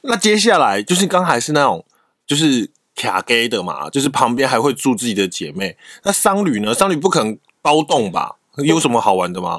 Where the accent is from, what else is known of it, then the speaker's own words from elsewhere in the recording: Taiwan; 我台湾人